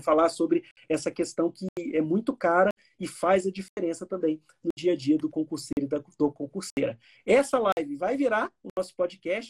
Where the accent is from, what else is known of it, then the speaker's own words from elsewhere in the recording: Miracema, Rio de Janeiro, Brazil; eu sou fluminense, nasci em Miracema, norte do Estado do Rio de Janeiro